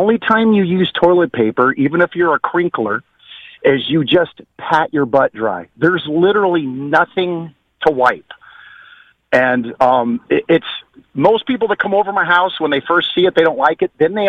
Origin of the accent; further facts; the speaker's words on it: California, United States; accent: Canadian; also born or lived in Temecula; I'm from California. I'm out in Temecula.